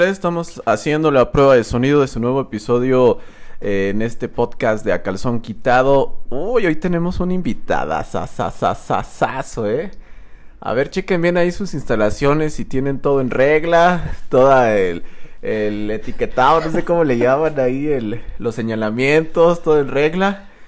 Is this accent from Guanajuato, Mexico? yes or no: yes; San Miguel de Allende, Guanajuato, Mexico; Yo originario de aquí de San Miguel de Allende. 100%